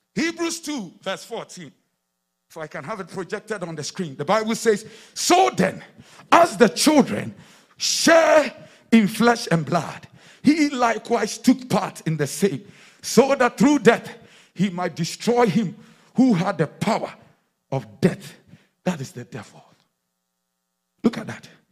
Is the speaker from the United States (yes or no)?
no; Accra, Greater Accra, Ghana; the days when we were in, in, in, in Accra